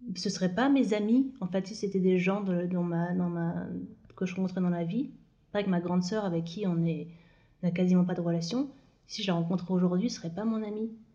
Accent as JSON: {"language": "French", "area": "Moselle, Lorraine", "region": "Grand Est", "country": "France", "tie": "born or raised there", "also_born_or_lived": "Île-de-France", "moved": "yes", "said": "je suis née en Moselle, en Lorraine"}